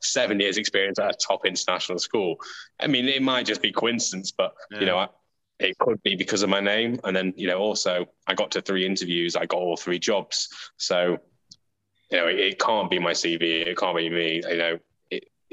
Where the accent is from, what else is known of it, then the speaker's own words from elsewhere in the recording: England, United Kingdom; My home is England, but I do have that Indian heritage, which I'm very proud of, but I don't consider myself Indian.